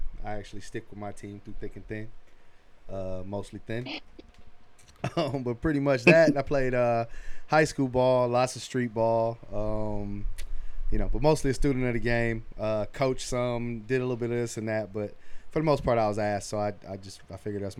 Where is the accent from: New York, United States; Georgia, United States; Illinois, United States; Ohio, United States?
Ohio, United States; Cleveland; I'm from Cleveland, Ohio.